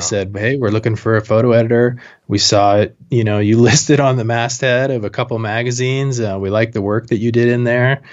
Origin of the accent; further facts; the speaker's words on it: Moscow, Idaho, United States; moved away as an adult; also born or lived in Jackson Hole, Wyoming; I went to college in my hometown, Moscow, Idaho